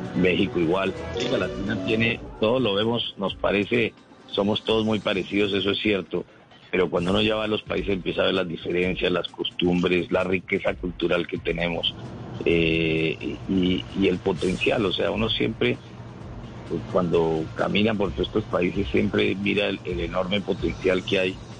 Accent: Colombia; como todos los colombianos

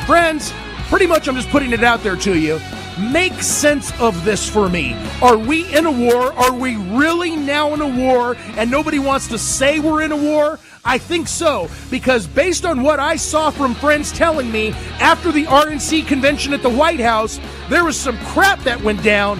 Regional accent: United States; I'm an American. I was born in America

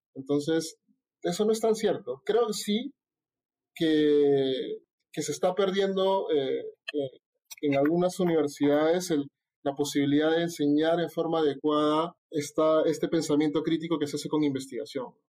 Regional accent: Callao, Peru; soy chalaco

